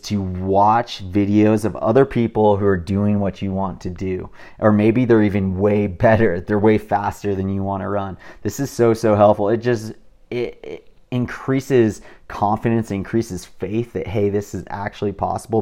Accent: California, United States; I'm from California

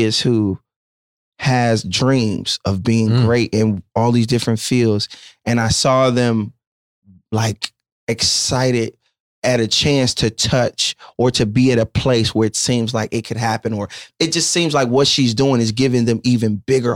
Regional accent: Inglewood, California, United States; I'm church and I'm from Inglewood

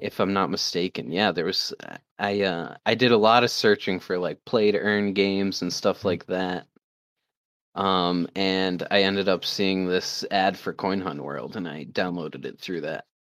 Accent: Maine, United States; I'm a hunter from Maine

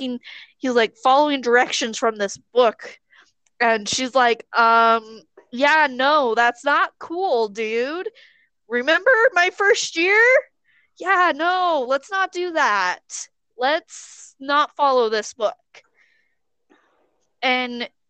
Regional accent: United States; We may be American

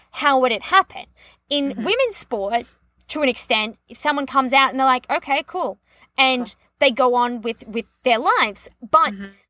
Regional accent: Australia; As an Australian

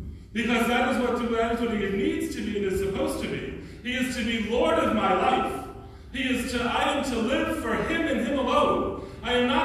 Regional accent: New York, United States; I'm a New Yorker

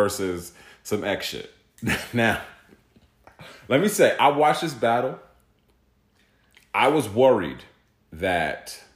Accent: New Jersey, United States; I'm from Jersey

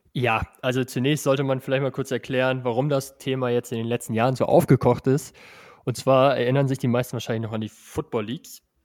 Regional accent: northwest Germany, Germany; also born or lived in Salzgitter; ich komme ja auch aus dem Nordwesten

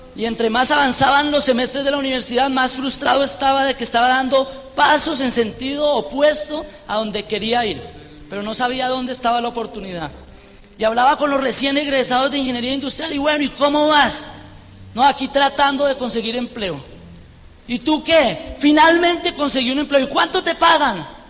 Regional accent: Colombia; moved away; also born or lived in Birmingham

